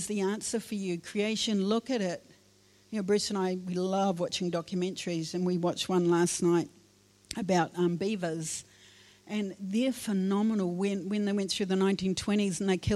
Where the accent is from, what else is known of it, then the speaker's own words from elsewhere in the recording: Wairarapa, Wellington, New Zealand; I was born in the Wairarapa